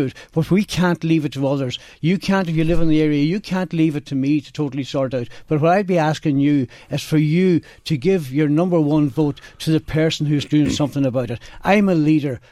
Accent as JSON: {"language": "English", "town": "Ashbourne", "region": "Leinster", "country": "Ireland", "said": "I am from Ashburn, from the Ashburn area"}